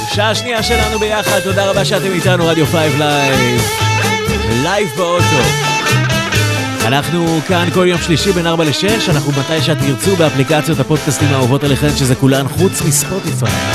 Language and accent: Hebrew; Netanya, Central District, Israel; כמו שאומרים אצלנו בנתניה